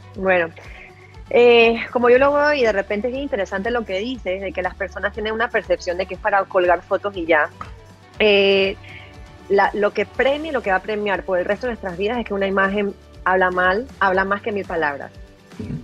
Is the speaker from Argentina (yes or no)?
no; Panama; en mi país es la red que más se utiliza.